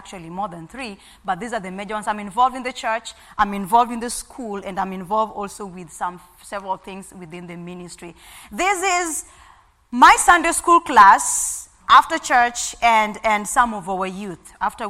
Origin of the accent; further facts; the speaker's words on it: Kenya; moved away as an adult; also born or lived in Chandler, Arizona; now in South Sudan; I am from Kenya, but serving as a missionary in South Sudan.